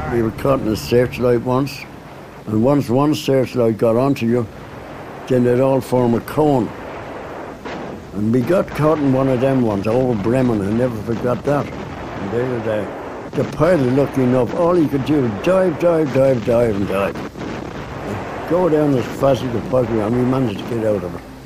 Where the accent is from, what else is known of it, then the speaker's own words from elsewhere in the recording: Dublin, Leinster, Ireland; I was born and bred in Dublin.